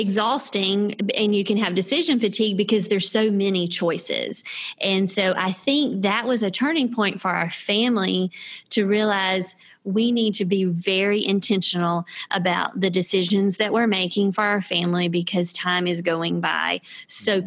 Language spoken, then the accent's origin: English; South Carolina, United States; I grew up in South Carolina and attended the University of South Carolina, where I met Scott.